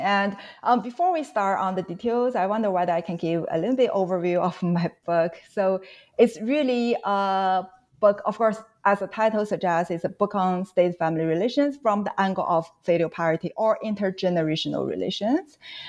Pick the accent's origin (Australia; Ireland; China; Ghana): China; moved away; I grew up in China.